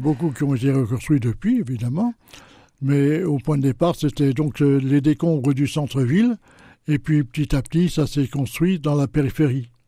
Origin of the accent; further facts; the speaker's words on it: Châlons-en-Champagne, Grand Est, France; also born or lived in Latin America; je suis né à Chalon il y a déjà quelques années